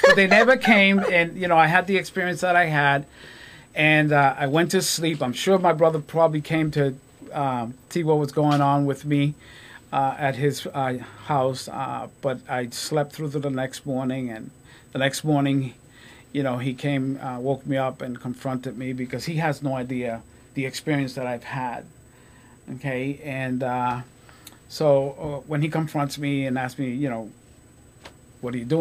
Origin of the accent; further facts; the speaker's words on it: Lawrence, Massachusetts, United States; also born or lived in Puerto Rico; I lived in Lawrence. You know, I was raised in Lawrence.